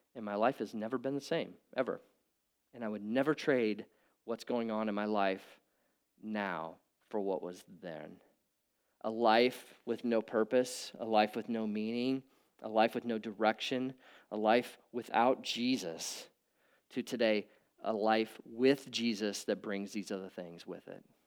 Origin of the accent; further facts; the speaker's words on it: Nebraska, United States; I grew up in Nebraska.